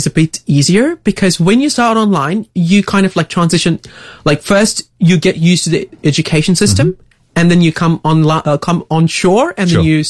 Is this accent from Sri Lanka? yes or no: yes; Hatton, Central Province, Sri Lanka; moved away as an adult; now in Adelaide, Australia; I'm actually from a central town called Hatton, like in central Sri Lanka. And I come from a very rural upbringing back in Sri Lanka.